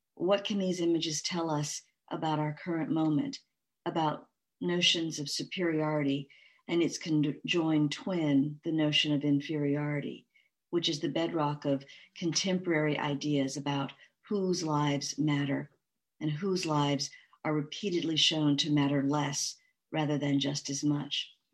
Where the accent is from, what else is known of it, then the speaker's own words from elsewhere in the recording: Mississippi, United States; I was born near Easter, 1966, in Mississippi